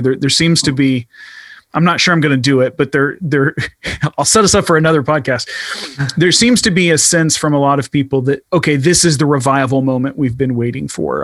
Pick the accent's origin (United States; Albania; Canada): United States; I, as an American